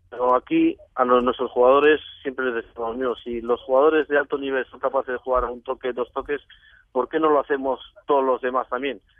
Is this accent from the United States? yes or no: no; Morocco; born there; yo nací en Marruecos hace mucho tiempo